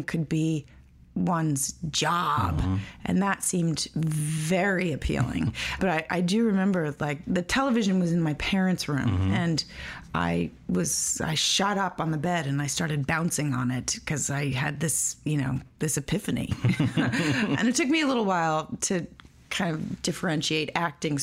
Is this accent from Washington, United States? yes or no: no; New York City, New York, United States; I was born in Roosevelt Hospital on the island of Manhattan, yes, in New York City in 1979. I grew up on Crosby Street, mm-hmm, in Soho.